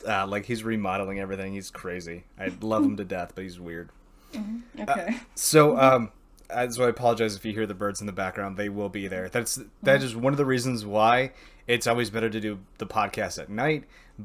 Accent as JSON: {"language": "English", "country": "United States", "said": "I'm from America"}